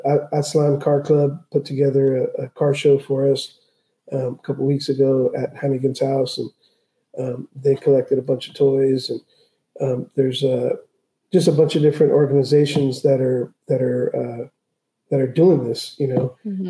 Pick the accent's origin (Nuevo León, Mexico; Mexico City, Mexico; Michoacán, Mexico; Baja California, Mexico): Baja California, Mexico; Tijuana; born there; I was born in Tijuana.